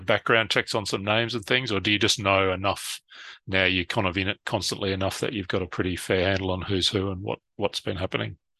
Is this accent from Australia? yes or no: yes; Brisbane, Queensland, Australia; my hometown in Brisbane, Australia